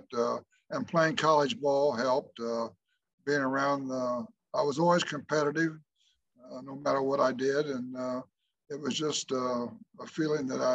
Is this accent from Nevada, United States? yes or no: no; Oakland City, Indiana, United States; I played in my hometown there at Oakland City College